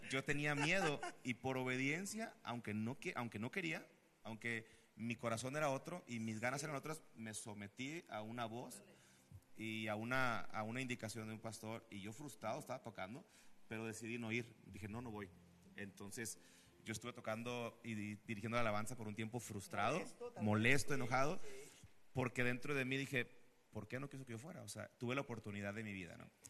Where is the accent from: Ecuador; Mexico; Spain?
Mexico; Monterrey, Nuevo León; nací acá en Monterrey